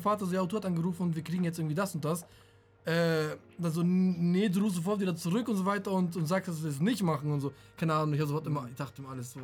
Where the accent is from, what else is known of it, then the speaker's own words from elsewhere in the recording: Germany; hier bei uns in Deutschland